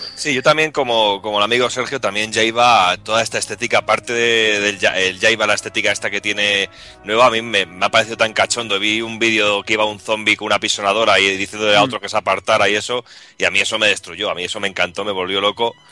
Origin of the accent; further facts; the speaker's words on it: Medina del Campo, Castile and León, Spain; mi pueblo, a Medina del Campo